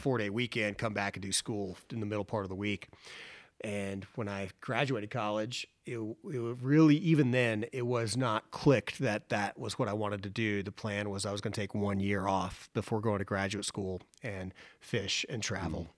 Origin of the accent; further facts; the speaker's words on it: Boone, North Carolina, United States; Boone, North Carolina, which is my hometown